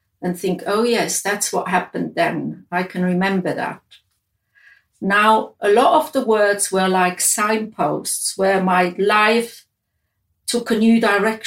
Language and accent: English; Switzerland; moved away as an adult; where I grew up in Switzerland